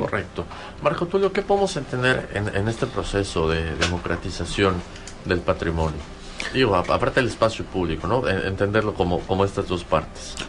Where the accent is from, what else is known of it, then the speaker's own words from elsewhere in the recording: Yucatán, Mexico; como yucatecos, como ciudadanos de este estado